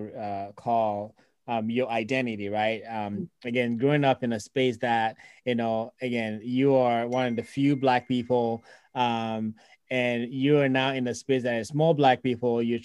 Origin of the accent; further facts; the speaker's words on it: Ghana; now in United States; I came from Ghana with all Blacks to a white.